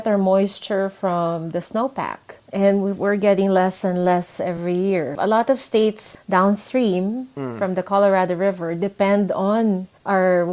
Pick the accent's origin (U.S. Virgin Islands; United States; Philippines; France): Philippines; moved away as an adult; also born or lived in Singapore / Dubai; I grew up in the Philippines